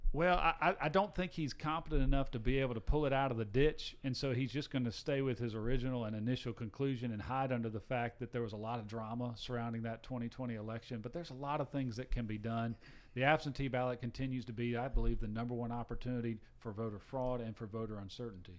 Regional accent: Gainesville, Georgia, United States; also born or lived in Alpharetta, Georgia; I'm a sixth generation Georgian. I grew up in Gainesville, Georgia, the poultry capital of the world.

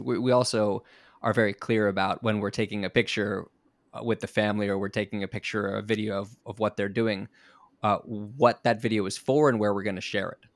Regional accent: South Florida, United States; moved away as an adult; now in Japan; I'm, I'm from South Florida

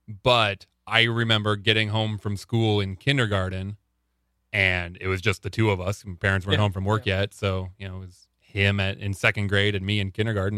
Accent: Panama, Nebraska, United States; I grew up in Panama, Nebraska.

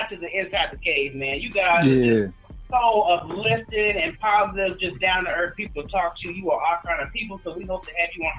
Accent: New Jersey, United States; also born or lived in Memphis, Tennessee / Springfield, Illinois / Teaneck, New Jersey; Yeah, we were born in Memphis. We were raised in New Jersey. Mm-hmm. Then we lived in Chicago, Illinois for a hot minute when we were kids. That was Springfield, or that was suburbs.

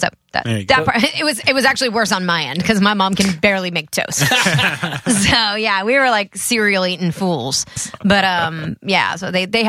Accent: Connecticut, United States; I was coming from Connecticut, {S5} right? {S4} So which is where I grew up.

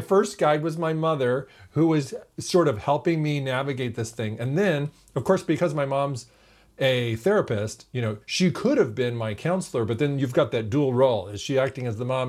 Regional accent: California, United States; We're from California

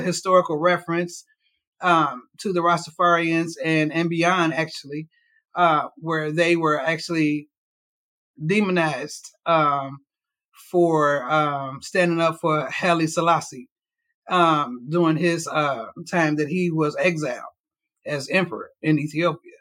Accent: Cincinnati, Ohio, United States; moved away as an adult; now in Louisville, United States; I am from Cincinnati, Ohio

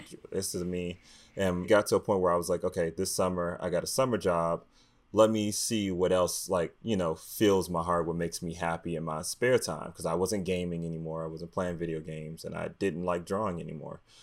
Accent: Washington, District of Columbia, United States; I grew up in Washington, D C, in, you know, low-income neighborhood and a cost area in Southeast

